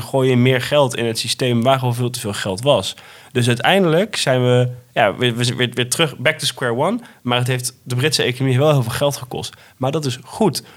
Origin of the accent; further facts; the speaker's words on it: Netherlands; als Nederlander